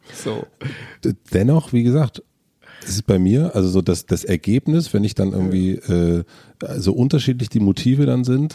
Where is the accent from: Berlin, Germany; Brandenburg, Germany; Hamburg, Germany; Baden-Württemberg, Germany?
Brandenburg, Germany; southern; ich bin auf dem Dorf groß geworden in, in, in Südbrandenburg